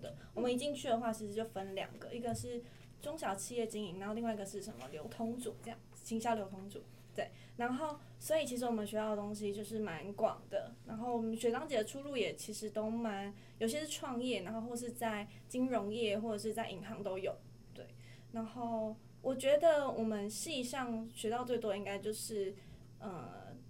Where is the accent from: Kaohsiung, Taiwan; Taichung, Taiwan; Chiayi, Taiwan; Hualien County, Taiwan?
Chiayi, Taiwan; 是嘉义，